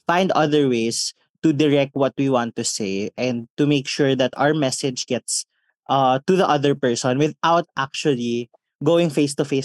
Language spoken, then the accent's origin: Tagalog; Visayas, Philippines; At saka dahil Bisaya kami, magsasalita kami nang hindi kami